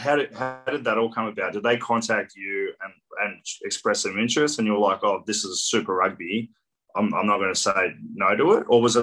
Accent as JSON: {"language": "English", "town": "Coffs Harbour", "region": "New South Wales", "country": "Australia", "moved": "yes", "lives_now": "Sydney, Australia", "said": "I'm not from Sydney originally, I'm from Coffs Harbour."}